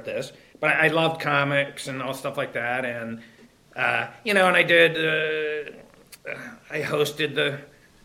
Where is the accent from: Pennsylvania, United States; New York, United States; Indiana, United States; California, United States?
Pennsylvania, United States; Pittsburgh; moved away; I'm from Pittsburgh originally